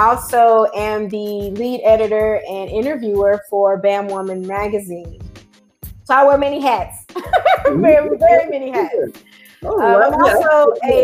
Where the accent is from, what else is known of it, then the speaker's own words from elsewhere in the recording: East Texas, United States; here in my hometown